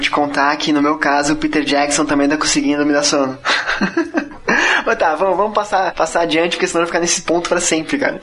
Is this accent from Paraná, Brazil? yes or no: yes; Curitiba, Paraná, Brazil; now in Florianópolis, Brazil; Eu sou curitibano e moro em Floripa.